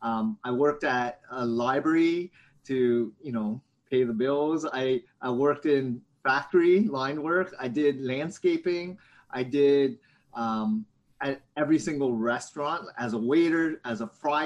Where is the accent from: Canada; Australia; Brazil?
Canada; Hamilton, Ontario; also born or lived in London, Ontario; now in Toronto, Canada; I grew up in Hamilton, Ontario